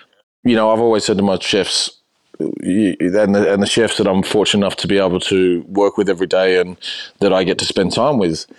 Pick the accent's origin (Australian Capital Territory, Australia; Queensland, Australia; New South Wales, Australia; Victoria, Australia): New South Wales, Australia; now in Melbourne, Australia; I grew up in New South Wales. So it was almost like not being in Australia, but being in Australia.